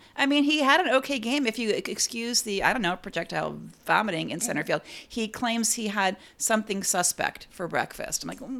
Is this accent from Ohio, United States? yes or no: yes; Cleveland, Ohio, United States; moved away; my hometown, my original hometown, Cleveland Guardians.